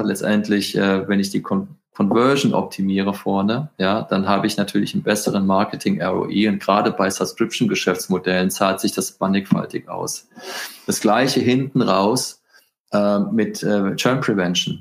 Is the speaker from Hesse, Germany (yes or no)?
yes; Frankfurt, Hesse, Germany; also born or lived in Northern Spain; ich bin ja ein Frankfurter Bub